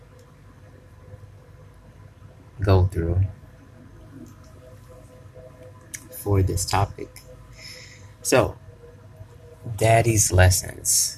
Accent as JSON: {"language": "English", "region": "Tennessee", "country": "United States", "said": "I'm from Tennessee"}